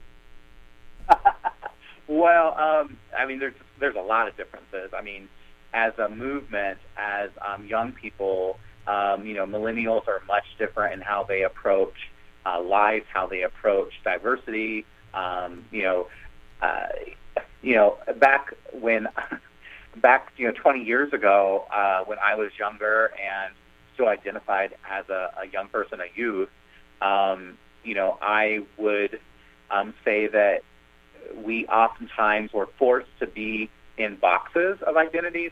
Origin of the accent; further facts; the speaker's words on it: Kansas, United States; moved away; where I grew up in Kansas and you know, in, in rural areas of the country